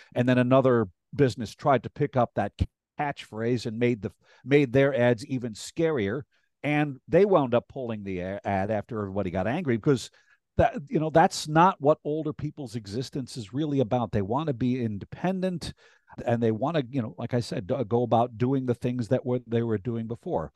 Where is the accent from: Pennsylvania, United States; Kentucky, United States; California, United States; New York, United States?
New York, United States; Rhinebeck; also born or lived in Clinton Corners / Hyde Park / Tivoli / New Paltz; I grew up in Rhinebeck, uh, born at Northern Dutchess Hospital